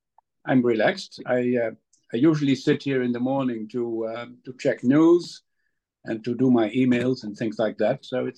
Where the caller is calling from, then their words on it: The Hague, South Holland, Netherlands; With my study is in my house in The Hague.